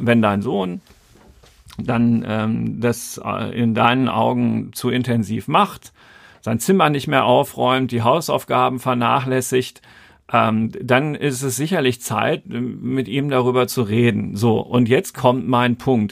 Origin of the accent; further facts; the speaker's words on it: Germany; Bei uns in Deutschland